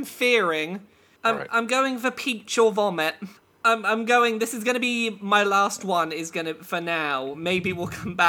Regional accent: England, United Kingdom; accent: English; That is my English accent

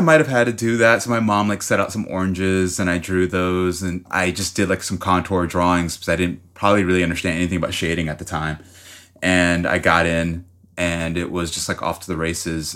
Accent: Miami, Florida, United States; I'm from Miami, Florida, so I started off, uh, going to art school, like, in fifth grade

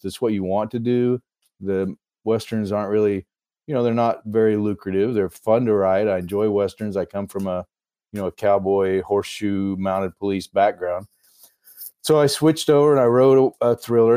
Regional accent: Texas, United States; moved away as an adult; also born or lived in Idaho; now in Eagle River, United States; I'm originally from Texas

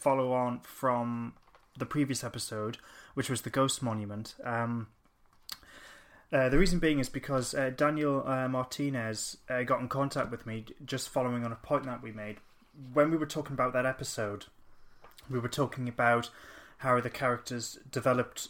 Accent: Newcastle upon Tyne, North East England, United Kingdom; we're from Newcastle

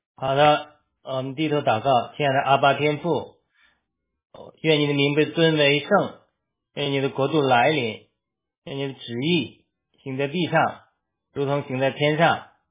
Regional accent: China; moved away; 那我们中国人其实就面临一个苦难

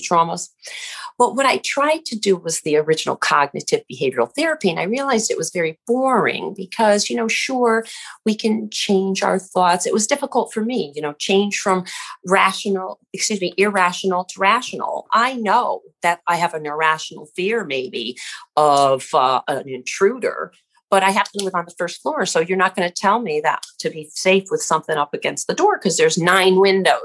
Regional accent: Connecticut, United States; I grew up over here in Connecticut near Yale University

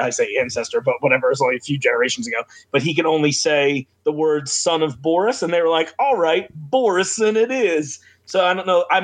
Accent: New Jersey, United States; born there; also born or lived in Oklahoma; So I was born in New Jersey.

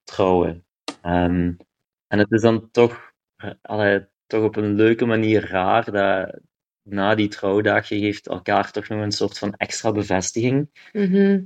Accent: Kaulille, Flanders, Belgium; moved away; also born or lived in Ghent; ik ben van Kouwelil.

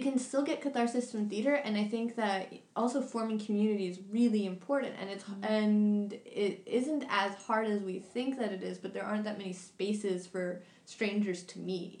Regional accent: New York, United States; this is coming from the background of, of New York, but I'm from New York

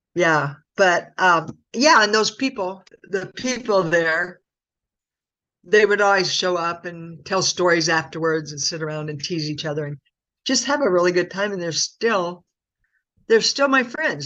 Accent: Muscatine, Iowa, United States; I'm from Muscatine

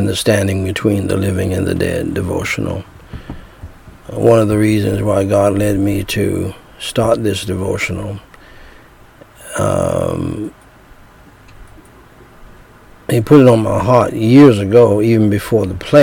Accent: United States; I'm from America mixed with Indian

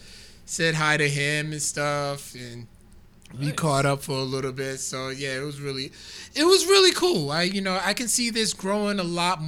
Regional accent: Rhode Island, United States; I'm from Rhode Island. Fucking right, I'm from Rhode Island

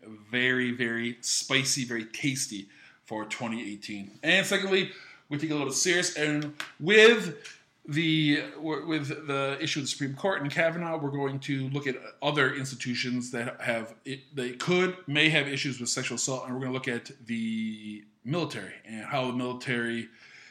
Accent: Rochester, New York, United States; I grew up in Western New York near Buffalo, a city called Rochester

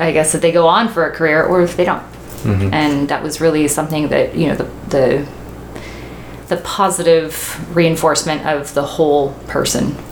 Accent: Paradise, California, United States; I grew up in Paradise

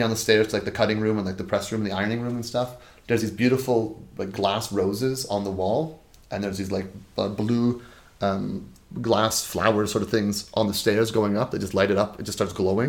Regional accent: Toronto, Ontario, Canada; we're both from Toronto

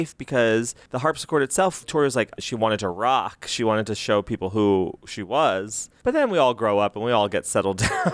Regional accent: United States; I'm an American

